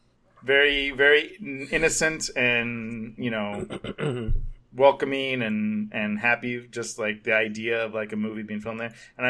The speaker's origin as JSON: {"language": "English", "town": "Hollywood", "region": "California", "country": "United States", "said": "even though we weren't really like big wigs, but you know, we're from Hollywood"}